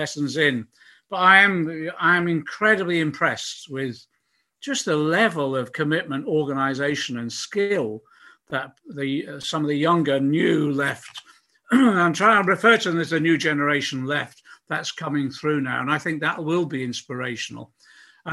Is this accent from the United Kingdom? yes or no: yes; Liverpool, North West England, United Kingdom; I was born in Liverpool.